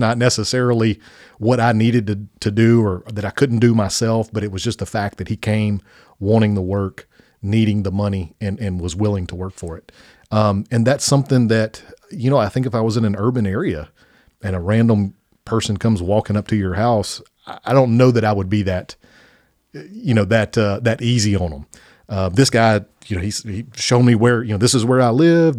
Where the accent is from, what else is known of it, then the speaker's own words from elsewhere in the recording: Spring Hill, United States; This is our hometown. This is where we went to K through twelve